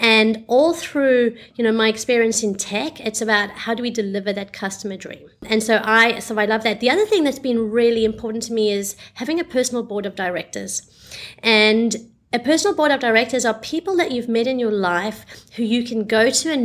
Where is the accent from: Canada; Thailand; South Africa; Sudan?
South Africa; moved away as an adult; also born or lived in Australia; now in Singapore; I was born in South Africa